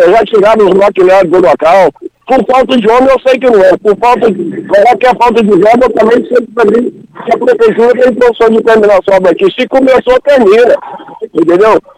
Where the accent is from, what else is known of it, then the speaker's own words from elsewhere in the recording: Rio Verde, Brazil; eu sou morador, sou, sou daqui de Rio Verde, moro aqui desde 1974.